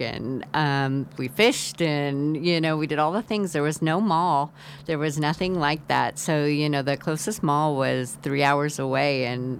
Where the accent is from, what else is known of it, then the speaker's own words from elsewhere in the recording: California, United States; I was from Northern California, because it's much more northern and rural, but beautiful, beautiful land of the trees and rivers, and there's no cities. And so it was a very easygoing, simple childhood.